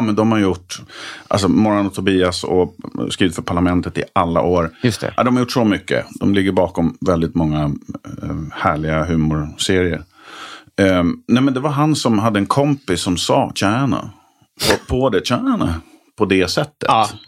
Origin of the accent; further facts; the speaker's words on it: Nykvarn, Stockholm County, Sweden; also born or lived in Malmö / Höllviken / Trollhättan; de formativa åren var ju Nykvarn utanför Södertälje. Alltså mm. Alltså tonåren